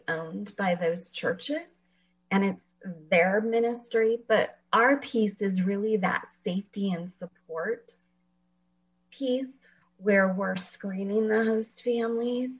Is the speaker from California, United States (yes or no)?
yes; Fresno, California, United States; born or raised there; moved away as an adult; also born or lived in Washington